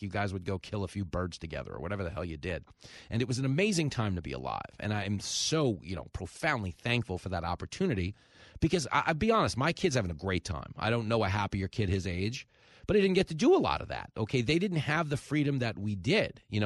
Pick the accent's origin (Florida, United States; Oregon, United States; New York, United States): New York, United States; Levittown; I grew up surrounded in Levittown, New York, by World War II veterans